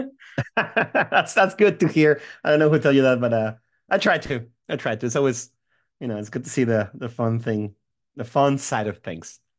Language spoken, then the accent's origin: English; Mexico; moved away as an adult; also born or lived in Seattle, United States; now in United States; I grew up in Mexico. Uh, I'm from Mexico. I lived there until I was about twenty-five